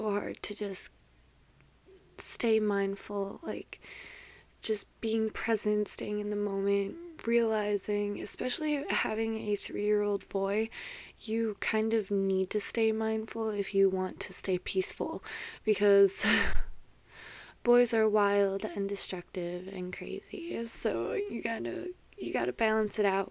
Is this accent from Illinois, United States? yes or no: yes; Chicago area, Illinois, United States; I grew up and still currently live in Chicago